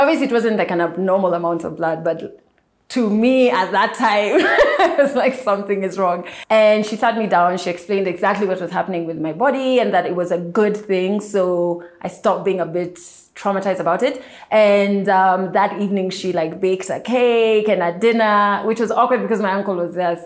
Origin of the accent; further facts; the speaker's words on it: Kenya; I am a Kenyan media personality